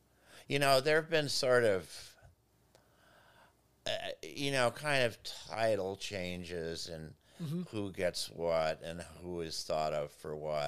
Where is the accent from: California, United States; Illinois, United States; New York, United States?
Illinois, United States; Evanston; And I grew up in Evanston, north of Chicago, and we would play in alleys because there really weren't a lot of parks around.